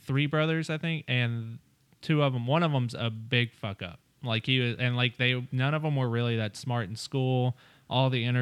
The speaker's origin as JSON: {"language": "English", "region": "Middle Tennessee", "country": "United States", "tie": "born or raised there", "moved": "yes", "lives_now": "West Hollywood, United States", "said": "I'm from Tennessee. I'm from Middle Tennessee."}